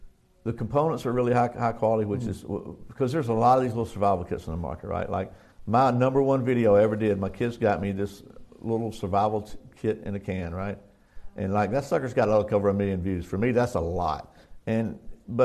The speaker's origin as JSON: {"language": "English", "country": "United States", "said": "I'm American"}